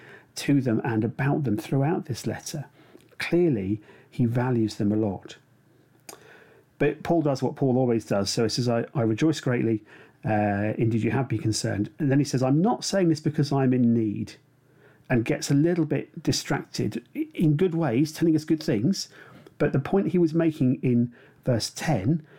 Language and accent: English; United Kingdom; we're British